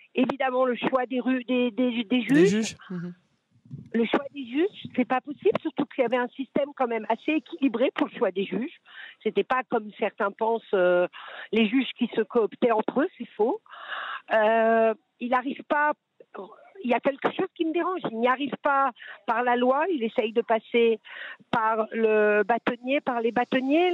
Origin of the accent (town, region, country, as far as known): France; now in Israel